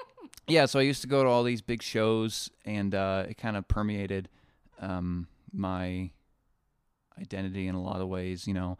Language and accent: English; Noblesville, Indiana, United States; Where I come from, I come from Indiana.